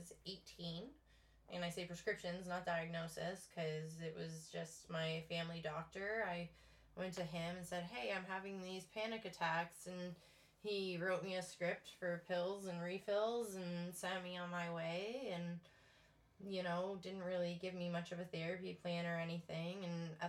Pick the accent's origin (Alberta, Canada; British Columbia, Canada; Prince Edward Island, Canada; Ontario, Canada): Ontario, Canada; Windsor; moved away as an adult; also born or lived in Ottawa / Thunder Bay; now in New Brunswick, Canada; I was born and raised in Windsor, Ontario. I moved to New Brunswick the day after my 29th birthday